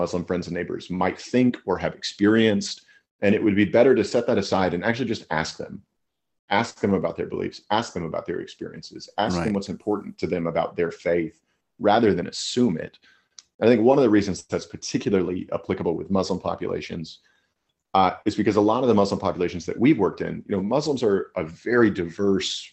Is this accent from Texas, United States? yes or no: yes; Amarillo, Texas, United States; I grew up in Amarillo, Texas